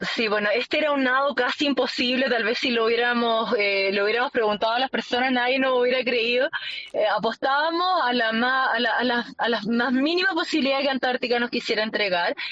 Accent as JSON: {"language": "Spanish", "country": "Chile", "said": "como chilena poder representar a mi país"}